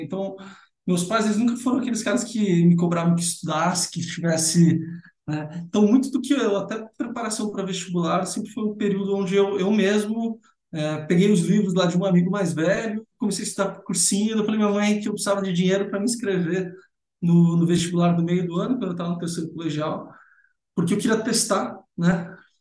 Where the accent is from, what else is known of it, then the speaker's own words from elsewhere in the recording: São Paulo, Brazil; also born or lived in São Carlos; Então, eu sou nascido em São Paulo, né? São Paulo capital, então sou paulistano.